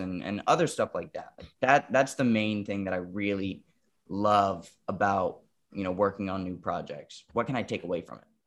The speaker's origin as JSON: {"language": "English", "town": "Wilmington", "region": "North Carolina", "country": "United States", "tie": "born or raised there", "also_born_or_lived": "New York", "moved": "yes", "said": "I was living in Wilmington, North Carolina at the time. That's where, like, my hometown, hometown is, right outside of Wilmington. And, um, we grew up in a very rural area"}